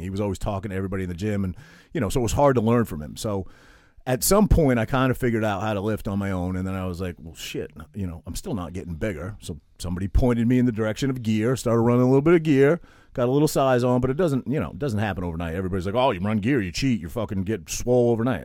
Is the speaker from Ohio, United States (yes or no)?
no; Maine, United States; I'm this kid from Maine